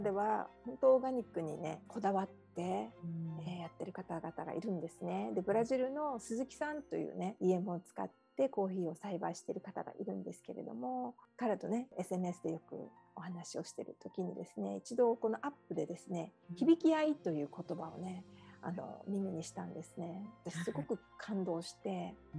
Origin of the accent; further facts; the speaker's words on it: Okinawa, Japan; moved away as an adult; now in Hawaii, United States; 出身は沖縄なんですけれども